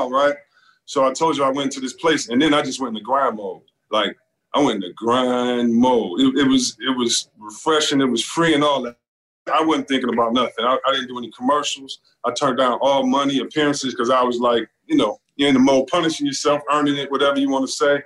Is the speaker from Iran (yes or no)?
no; Detroit, Michigan, United States; I grew up in Detroit, go to the school in the suburbs, want to rep Detroit